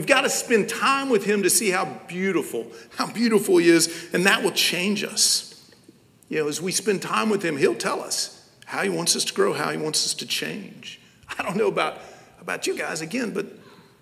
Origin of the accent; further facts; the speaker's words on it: Knoxville, Tennessee, United States; I'm from Knoxville, Tennessee.